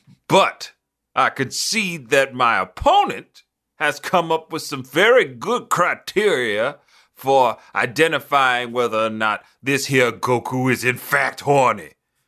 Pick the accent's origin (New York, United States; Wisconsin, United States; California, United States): New York, United States; Brooklyn; Yeah, I'm from Brooklyn. I'm the only one who's really from here.